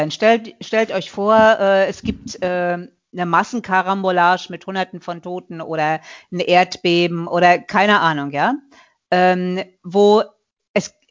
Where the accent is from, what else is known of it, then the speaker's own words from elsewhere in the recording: Mecklenburg-Vorpommern, Germany; ich sag mal so, ich komme ja aus Mecklenburg-Vorpommern.